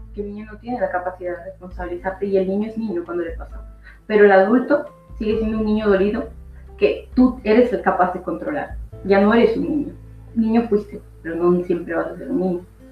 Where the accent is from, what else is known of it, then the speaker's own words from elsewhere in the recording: Ecuador; now in Spain; soy de Ecuador, llevo viviendo más de 20 años en España